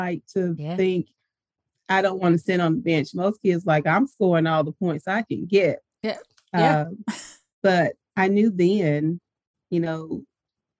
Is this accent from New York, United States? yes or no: no; Chattanooga, Tennessee, United States; moved away as an adult; I grew up in Chattanooga, Tennessee